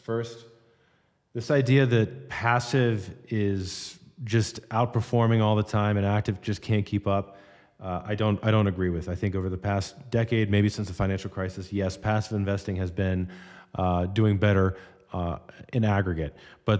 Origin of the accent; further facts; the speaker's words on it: Florida, United States; I grew up in South Florida after Hurricane Andrew hit our neighborhood in the early 90s.